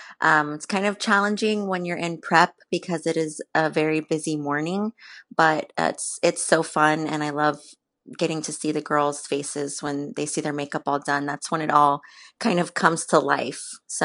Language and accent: English; San Antonio, Texas, United States; I am from born and raised in San Antonio, and I have lived here my entire life.